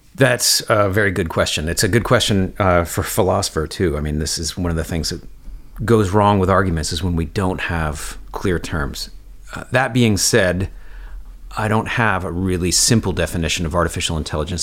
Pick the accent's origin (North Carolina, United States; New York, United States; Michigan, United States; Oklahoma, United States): New York, United States; Woodstock; I grew up in Woodstock, New York, uh, right next to Kingston, New York